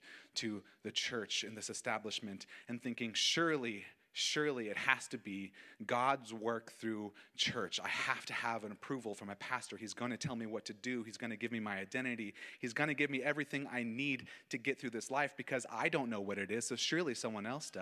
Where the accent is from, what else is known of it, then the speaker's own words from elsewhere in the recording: Auburn, California, United States; also born or lived in Cool, California; I was born in July of 1993, and I grew up in Cool, California, then moved to Auburn. I'm a foothill baby